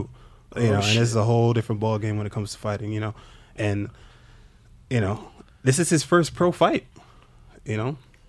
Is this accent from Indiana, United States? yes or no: no; New York, United States; I fought in New York multiple times in my hometown.